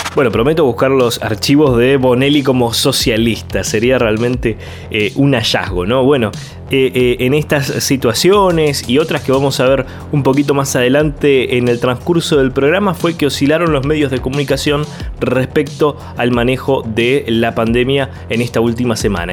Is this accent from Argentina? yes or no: yes; Argentina; estamos tratando como argentinos